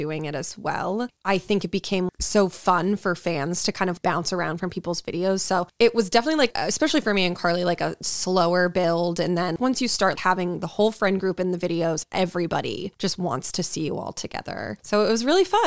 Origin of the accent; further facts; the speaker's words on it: Massachusetts, United States; now in California, United States; I'm from Massachusetts